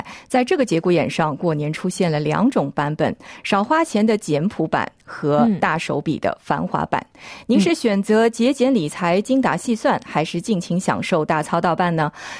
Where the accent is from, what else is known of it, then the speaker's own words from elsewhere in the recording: Shanghai, China; 我是上海人，所以我烧的菜基本上还是。具有这个上海特色的